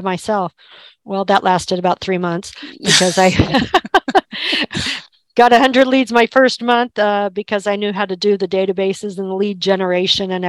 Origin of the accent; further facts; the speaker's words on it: Kansas, United States; moved away as an adult; also born or lived in Albuquerque; I was born and raised in Kansas